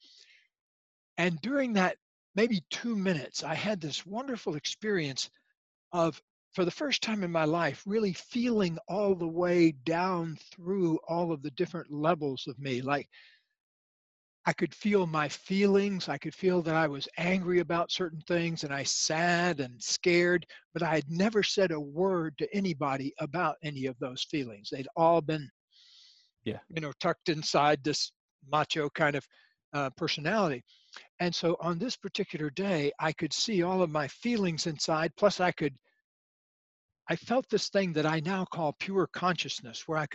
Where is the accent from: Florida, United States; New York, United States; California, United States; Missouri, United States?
Florida, United States; Leesburg; My actual origins, I come from a small town in Florida and called Leesburg, Florida